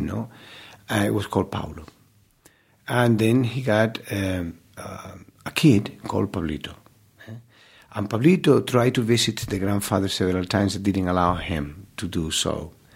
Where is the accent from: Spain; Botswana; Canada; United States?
Spain; Málaga, Andalusia; English is a second language; moved away as an adult; my hometown, you know, with my people